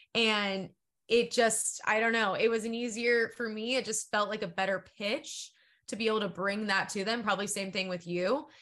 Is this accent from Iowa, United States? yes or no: no; San Diego, California, United States; I come from San Diego